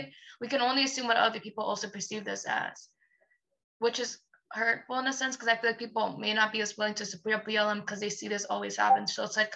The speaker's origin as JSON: {"language": "English", "region": "New York", "country": "United States", "said": "I'm from New York"}